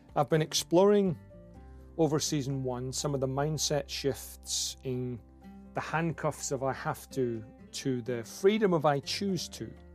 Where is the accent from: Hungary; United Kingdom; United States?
United Kingdom; Scotland; accent: broad Scottish; my broad Scottish accent